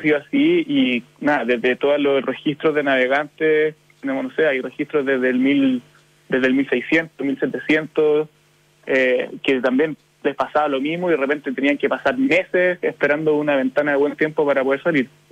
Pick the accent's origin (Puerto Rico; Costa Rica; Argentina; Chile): Chile; como chilenos